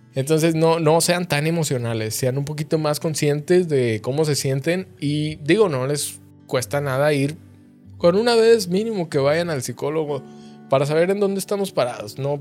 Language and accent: Spanish; Coahuila, Mexico; moved away as an adult; also born or lived in Saltillo, Mexico; now in Monterrey, Mexico; yo vengo de un pueblito, de una ciudad muy chiquita del estado de Coahuila